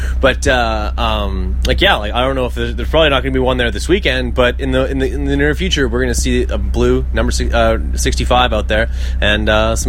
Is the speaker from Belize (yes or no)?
no; Canada; because I am Canadian.